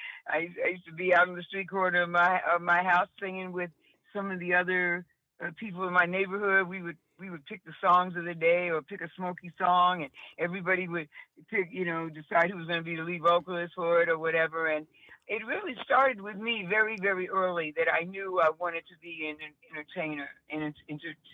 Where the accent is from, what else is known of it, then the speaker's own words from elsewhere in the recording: Chicago, Illinois, United States; No, this is Chicago. I was born in Chicago, born and raised